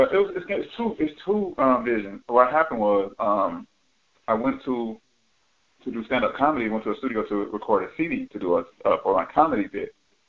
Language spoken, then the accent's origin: English; Atlanta, Georgia, United States; I live across from Grady Home Projects in Atlanta.